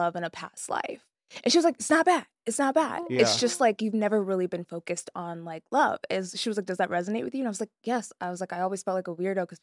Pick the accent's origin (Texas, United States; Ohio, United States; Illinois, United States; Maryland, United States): Texas, United States; Frisco; also born or lived in New York; now in Los Angeles, United States; I grew up in Frisco, Texas